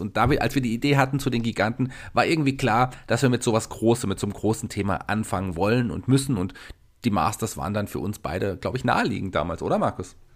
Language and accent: German; Germany; bei uns in Deutschland